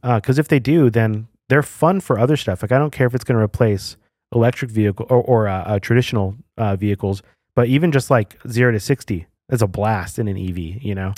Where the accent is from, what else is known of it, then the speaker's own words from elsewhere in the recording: New Mexico, United States; I feel like growing up in New Mexico